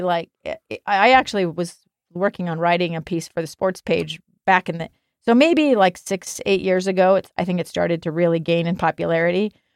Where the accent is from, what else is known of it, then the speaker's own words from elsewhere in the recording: Alaska, United States; now in Salt Lake City, United States; I grew up in Alaska